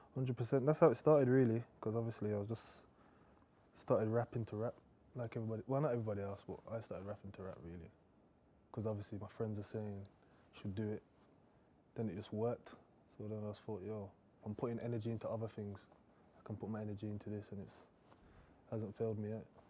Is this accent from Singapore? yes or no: no; Birmingham, West Midlands, United Kingdom; I'm from Birmingham anyway, so it's completely different to London